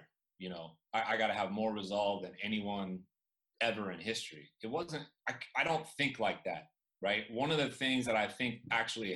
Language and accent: English; Chico, California, United States; I grew up in Chico, California, the home of Sierra Nevada beer, microbrew